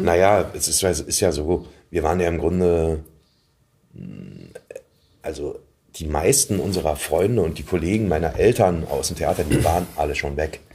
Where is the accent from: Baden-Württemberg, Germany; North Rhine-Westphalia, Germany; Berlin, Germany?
Berlin, Germany; Ich bin halt in Pankow geboren